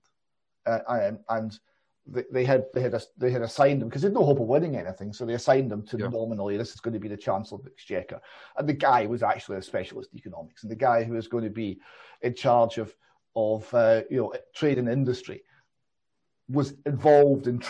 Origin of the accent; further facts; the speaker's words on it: Airdrie, Scotland, United Kingdom; so I was born in Airdrie in Lanarkshire